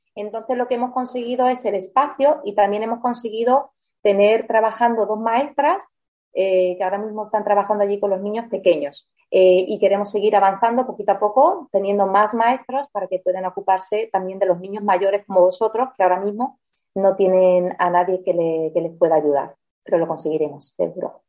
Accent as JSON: {"language": "Spanish", "country": "Spain", "also_born_or_lived": "Germany", "said": "nací en Alemania, porque mis padres mm, se fueron a trabajar al extranjero, como viene mucha gente ahora aquí a España, pues antes los españoles somos los que salíamos"}